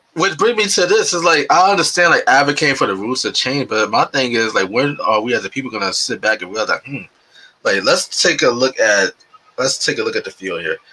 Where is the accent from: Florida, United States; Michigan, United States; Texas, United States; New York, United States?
New York, United States; New York City; I grew up in New York City, in the South Bronx, and that's like my area